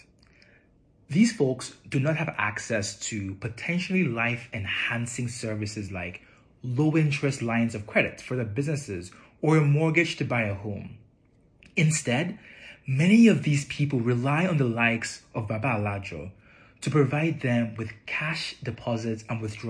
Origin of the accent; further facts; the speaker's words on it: Nigeria; moved away; also born or lived in Europe / North America; I was born in Nigeria. I've been fortunate to have lived and worked in Europe and North America and Africa.